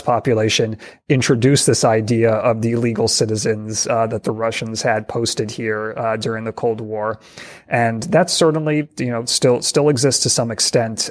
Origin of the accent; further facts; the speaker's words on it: New York, United States; my home state of New York